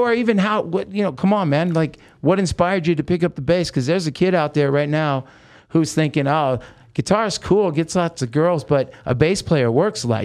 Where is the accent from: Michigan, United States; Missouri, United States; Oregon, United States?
Oregon, United States; also born or lived in Hollywood; now in Las Vegas, United States; I grew up in Oregon